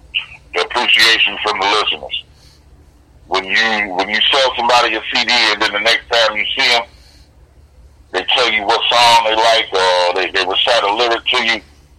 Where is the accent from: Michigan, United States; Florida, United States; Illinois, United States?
Michigan, United States; Lansing